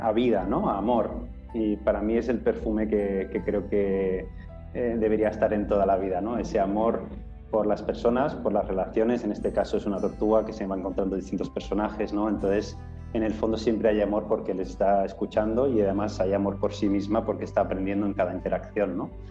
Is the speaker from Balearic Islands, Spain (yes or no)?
yes; Menorca, Balearic Islands, Spain; soy de Menorca, una isla pequeñita